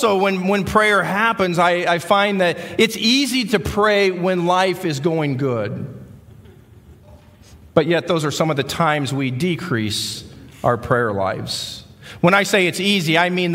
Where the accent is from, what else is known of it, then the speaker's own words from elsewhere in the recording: Iowa, United States; accent: Midwestern; moved away as an adult; We came from Iowa, so if you're out there trying to figure out what the accent is, we're Midwesterners